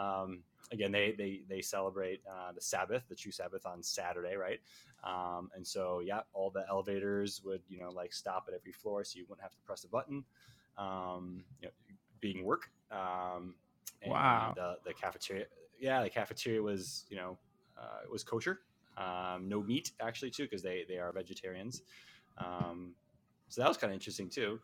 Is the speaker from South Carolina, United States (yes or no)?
no; Chicago, Illinois, United States; moved away as an adult; also born or lived in Northern California; now in Phoenix, United States; I'm from the Chicagoland area. Lived there my whole life.